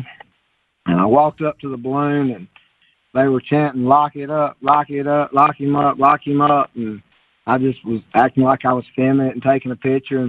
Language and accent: English; Bama, Alabama, United States; born or raised there